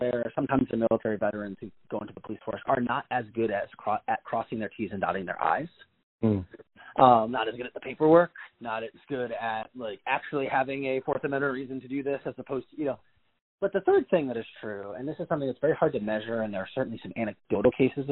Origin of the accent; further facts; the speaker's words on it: Cleveland, Ohio, United States; Cleveland's a good example, it's my hometown